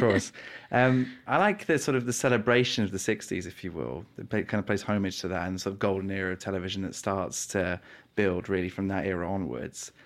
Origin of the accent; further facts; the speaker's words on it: New Forest, South East England, United Kingdom; I'm from the New Forest